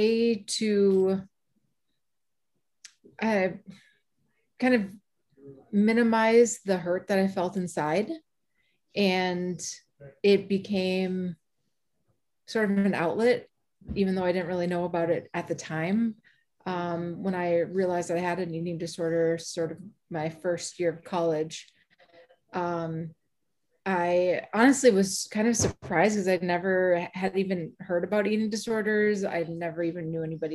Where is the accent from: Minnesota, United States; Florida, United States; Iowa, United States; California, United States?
Minnesota, United States; Bloomington; from Bloomington, Minnesota, and also the founder of Living Proof MN